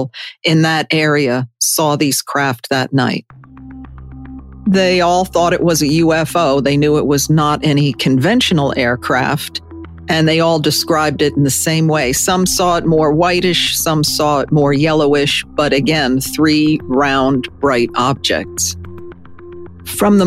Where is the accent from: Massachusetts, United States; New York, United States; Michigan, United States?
New York, United States; Hudson Valley; Growing up in the Hudson Valley